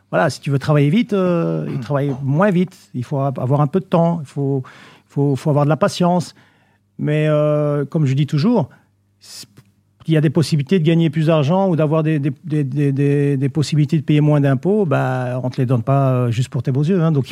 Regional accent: Morocco; parce qu'on est marocain, on peut le dire

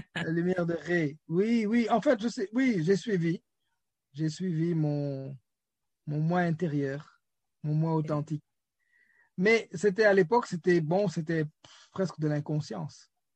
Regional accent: Senegal; je suis né euh, au Sénégal, j'ai grandi.

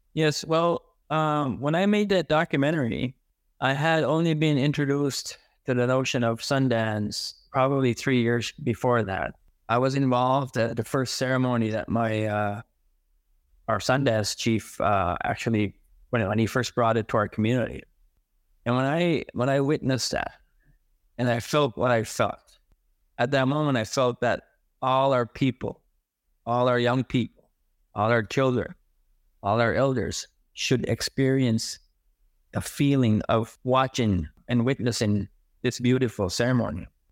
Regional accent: Big Cove, New Brunswick, Canada; first language Mi'kmaq; English is a second language; I uh, was born and raised in uh, First Nation community. It was called Big Cove back then.

